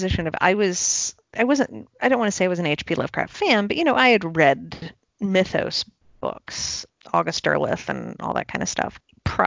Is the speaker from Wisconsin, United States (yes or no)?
no; Chicago, Illinois, United States; also born or lived in South Carolina; I'm from Chicago, but I have spent time in South Carolina